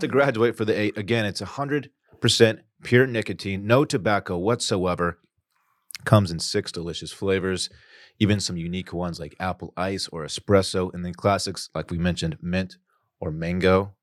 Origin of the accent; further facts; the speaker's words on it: Texas, United States; moved away; I'm from Texas